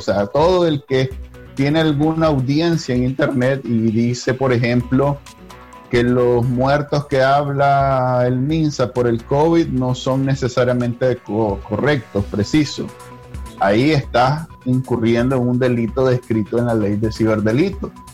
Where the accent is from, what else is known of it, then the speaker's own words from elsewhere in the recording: Nicaragua; moved away as an adult; now in United States; Yo me fui de Nicaragua